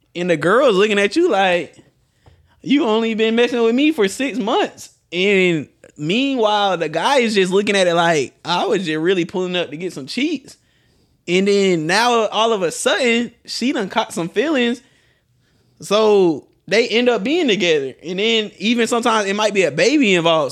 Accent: Atlanta, Georgia, United States; I'm from Atlanta

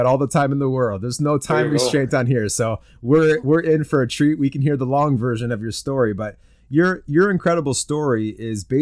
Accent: Canada; I'm a Canadian

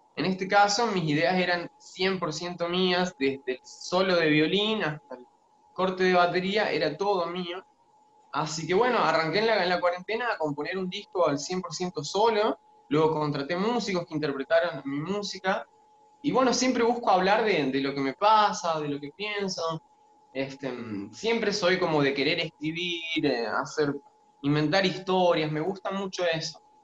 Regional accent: Frías, Santiago del Estero, Argentina; moved away as an adult; now in Córdoba, Argentina; yo nací en el interior de Santiago del Estero, en un pueblito llamado Frías. Y bueno, viví toda la vida en Santiago del Estero hasta los 18 años.

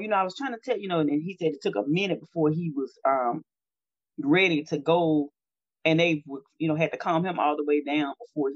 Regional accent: Natchez, Mississippi, United States; My hometown is Natchez, Mississippi, and on the river.

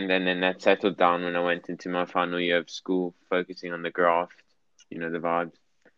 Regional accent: Johannesburg, Gauteng, South Africa; I was born in Johannesburg, South Africa. And I lived in the UK for 2 years of my life.

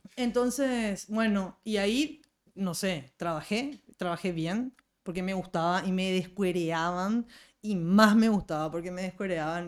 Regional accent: Paraguay; como cocinera y como paraguaya

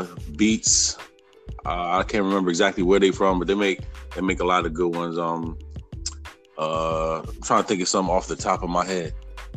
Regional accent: Mount Vernon, New York, United States; also born or lived in Bronx, New York; now in Atlanta, United States; I'm originally from New York. I was born in the Bronx, raised in Mount Vernon, New York, which is right outside the Bronx. I moved to Atlanta in like 2099 or something like that.

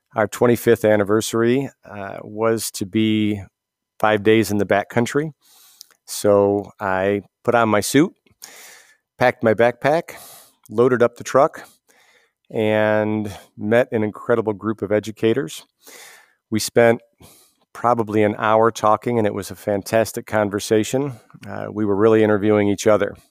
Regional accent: Almond, New York, United States; moved away as an adult; now in Keene, United States; born and raised in Western New York, uh, town of Almond, uh, right near Alfred

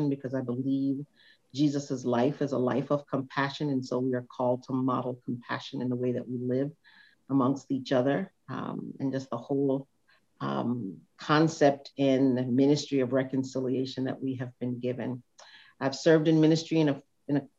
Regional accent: New York City, New York, United States; I'm a product of very specifically the Bronx

